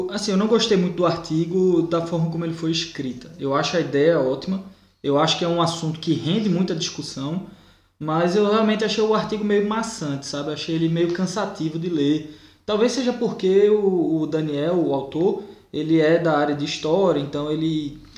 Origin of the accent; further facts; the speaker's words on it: Pernambuco, Brazil; moved away; a gente lá em Pernambuco